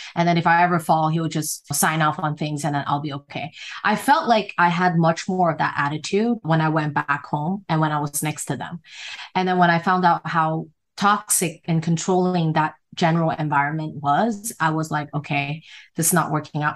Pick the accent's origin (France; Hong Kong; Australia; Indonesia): Hong Kong; moved away; also born or lived in United States; I'm from Hong Kong and people in Hong Kong, like they move very fast and the kids are very just street smart